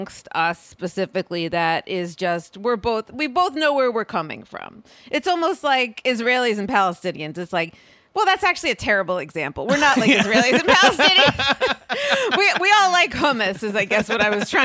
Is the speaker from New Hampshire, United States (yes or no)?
no; Scarsdale, New York, United States; also born or lived in Manhattan, New York; I grew up in Westchester, and my dad is from the Bronx, and my mom is from Brooklyn, and they lived in Manhattan